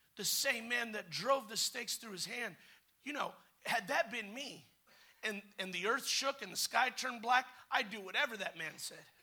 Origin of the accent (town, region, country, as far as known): United States